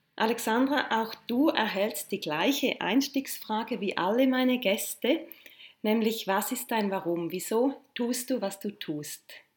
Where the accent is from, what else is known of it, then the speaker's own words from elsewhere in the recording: St. Gallen, Switzerland; moved away; St. Gallen auch meine alte Heimatstadt ist